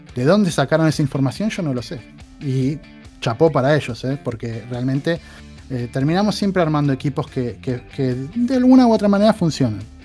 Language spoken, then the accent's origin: Spanish; Argentina; now in Poland; uno como latinoamericano o como, argentino